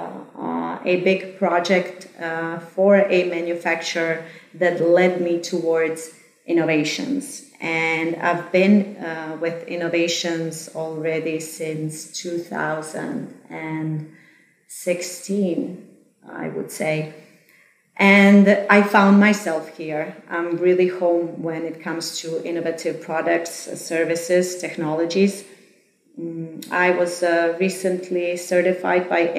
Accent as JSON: {"language": "English", "country": "Croatia", "said": "I am originally from Croatia."}